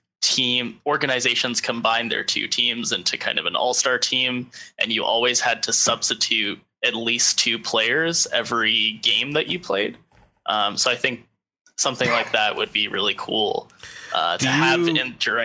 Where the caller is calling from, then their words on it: Los Angeles, California, United States; Moonlit Los Angeles.